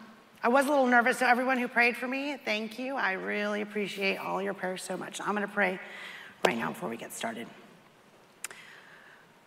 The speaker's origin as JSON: {"language": "English", "town": "Castro Valley", "region": "California", "country": "United States", "tie": "born or raised there", "said": "I was born in Castro Valley, California, on a Sunday morning to Mitchell and Christine"}